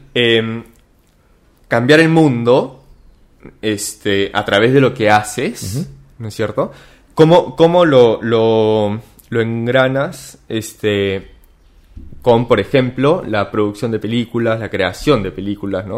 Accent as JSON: {"language": "Spanish", "country": "Peru", "said": "Y qué distintos somos los peruanos"}